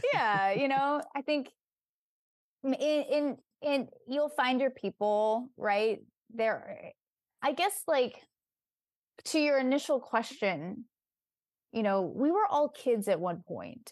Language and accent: English; Bay Area, California, United States; also born or lived in Silicon Valley; I was raised in the Bay Area